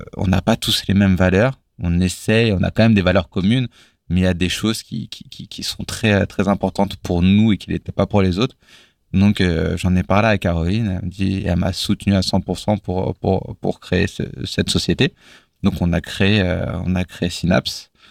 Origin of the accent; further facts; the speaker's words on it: Villiers-Saint-Benoît, Bourgogne-Franche-Comté, France; moved away; J'ai grandi à la campagne, vraiment dans un, dans un bled paumé où il y avait euh, trois maisons euh, euh, qui s'appellent les tricotés.